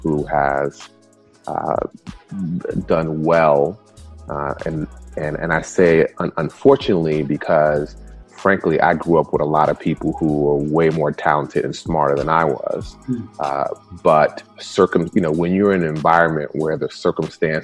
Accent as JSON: {"language": "English", "town": "New York City", "region": "New York", "country": "United States", "tie": "born or raised there", "first_language": "Spanish", "second_language": "English", "said": "I was born in the early 70s and grew up in the South Bronx, New York"}